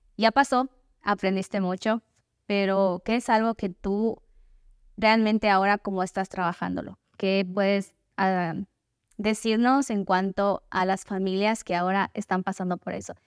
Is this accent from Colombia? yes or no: no; Ecuador; moved away; soy de Ecuador, pero me mudé a otro país